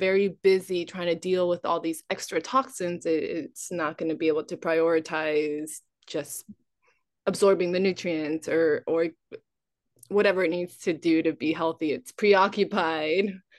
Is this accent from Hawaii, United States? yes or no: yes; Big Island, Hawaii, United States; Growing up on Big Island